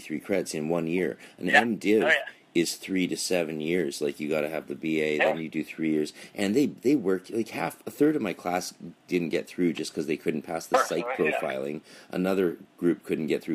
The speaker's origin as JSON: {"language": "English", "country": "Canada", "moved": "yes", "lives_now": "United States", "said": "I'm a Canadian stuck in America. I can't go home"}